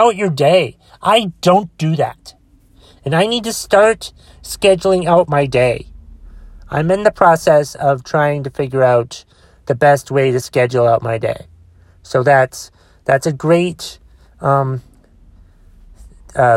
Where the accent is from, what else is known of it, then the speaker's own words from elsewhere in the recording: Boston, Massachusetts, United States; accent: Bostonian; Did not mean to sound like a Bostonian, even though I am from Boston